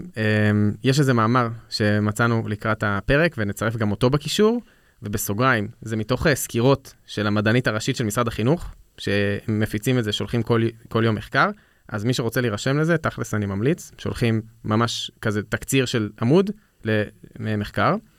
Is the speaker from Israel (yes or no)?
yes; Israel